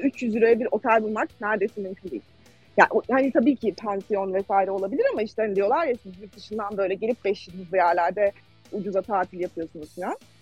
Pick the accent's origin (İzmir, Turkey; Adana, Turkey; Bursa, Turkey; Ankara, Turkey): Ankara, Turkey; moved away as an adult; now in Stockholm, Sweden; Ankaralıyım aslında normalde.